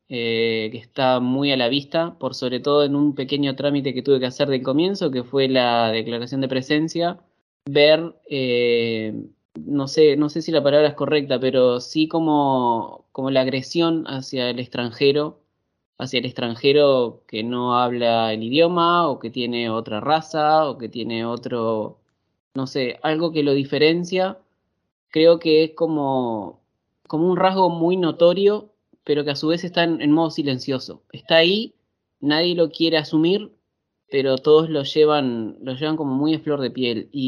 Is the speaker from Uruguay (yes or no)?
yes; Uruguay; now in Turin, Italy; Mira, eh, nosotros como buen uruguayo hay algo que no tenemos allá, que son las montañas